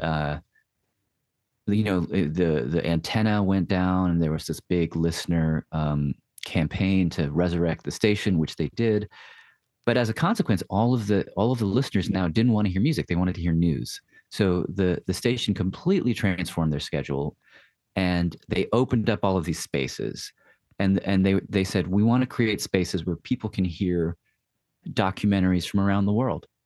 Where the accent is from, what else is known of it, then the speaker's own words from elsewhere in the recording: Nashville, Tennessee, United States; moved away; Nashville's my hometown